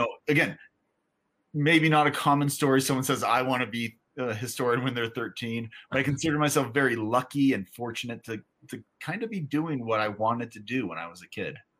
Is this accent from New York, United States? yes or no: no; California, United States; I grew up in California